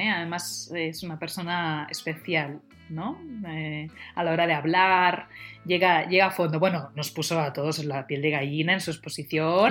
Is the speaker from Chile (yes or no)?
no; Tordera, Catalonia, Spain; yo soy de Tordera, de un pueblo al lado